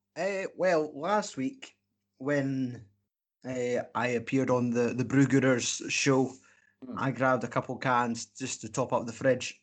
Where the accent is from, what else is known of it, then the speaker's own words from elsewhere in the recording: Scotland, United Kingdom; we're Scottish